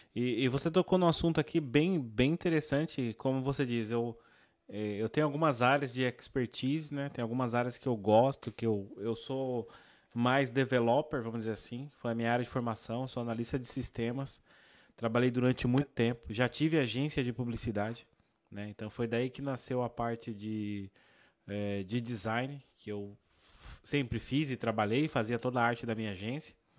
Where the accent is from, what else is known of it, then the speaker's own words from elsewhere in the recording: São Paulo, Brazil; eu sou de São Paulo, né, capital